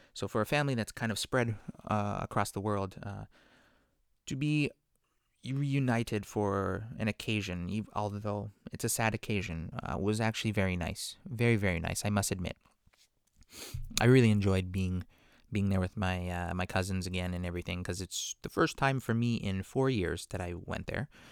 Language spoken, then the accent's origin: English; Vancouver, British Columbia, Canada; growing up in Vancouver, my parents, you know, are out there.